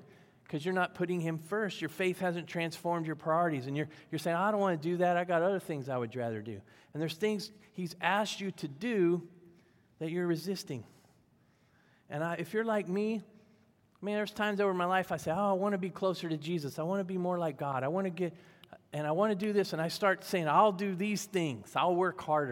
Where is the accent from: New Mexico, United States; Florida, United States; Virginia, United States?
Virginia, United States; I grew up in Virginia